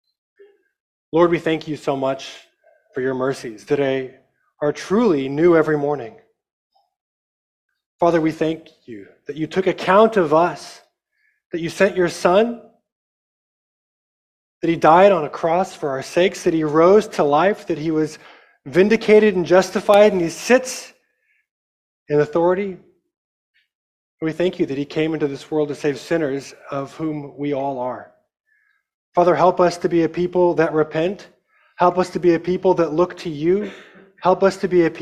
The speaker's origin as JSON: {"language": "English", "town": "Amarillo", "region": "Texas", "country": "United States", "tie": "born or raised there", "said": "I am from Amarillo, Texas. I'm very proud of the fact that I'm from Texas."}